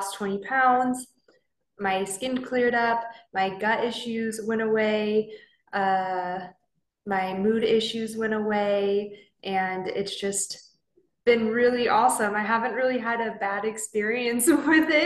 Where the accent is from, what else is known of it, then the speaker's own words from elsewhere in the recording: Southern California, United States; moved away as an adult; now in Okinawa, Japan; I'm originally from Southern California, so I'm a Cali girl.